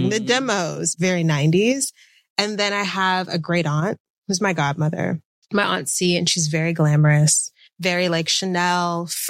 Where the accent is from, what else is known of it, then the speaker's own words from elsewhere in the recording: Atlanta, Georgia, United States; also born or lived in Washington, D.C.; But I moved around quite a bit with my parents and grew up primarily in the suburbs of Atlanta, so the South.